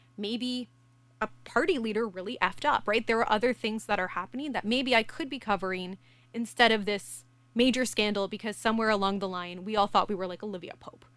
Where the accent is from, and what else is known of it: Canada